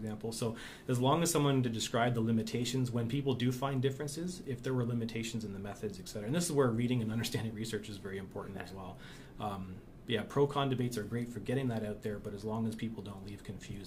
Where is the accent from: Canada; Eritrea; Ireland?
Canada; as a Canadian